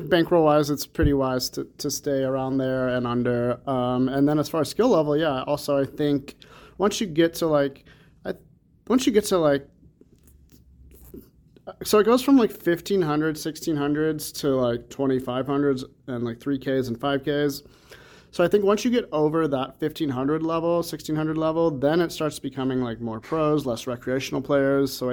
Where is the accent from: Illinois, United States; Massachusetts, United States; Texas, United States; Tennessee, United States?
Illinois, United States; Champaign; now in Las Vegas, United States; I'm from Illinois, Champaign, not quite Chicago, but you know, every time we tell somebody that we're from Illinois, it's always, oh, Chicago.